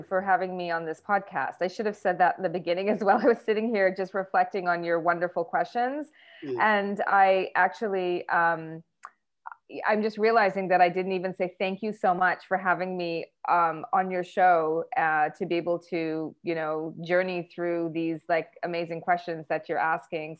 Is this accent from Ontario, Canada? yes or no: no; Vancouver, British Columbia, Canada; moved away as an adult; also born or lived in New York, United States; now in Vancouver, Canada; I was born and raised in Vancouver, Canada